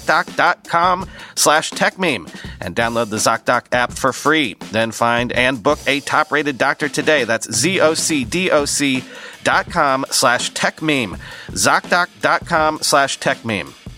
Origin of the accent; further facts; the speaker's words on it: Fort Myers, Florida, United States; moved away; I grew up in Fort Myers.